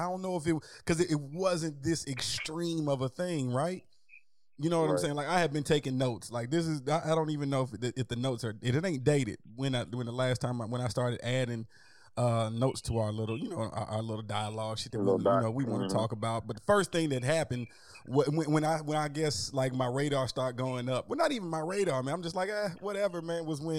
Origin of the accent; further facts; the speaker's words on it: Lithonia, Georgia, United States; I grew up in Lithonia my whole life, man, and I'm just away from everything.